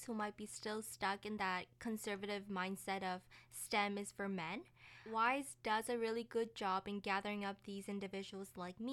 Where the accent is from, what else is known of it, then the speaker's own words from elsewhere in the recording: Moncton, New Brunswick, Canada; moved away; I'm from Moncton, New Brunswick